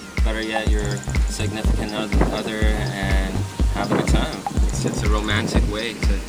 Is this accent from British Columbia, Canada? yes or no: yes; Vancouver, British Columbia, Canada; I'm from Vancouver.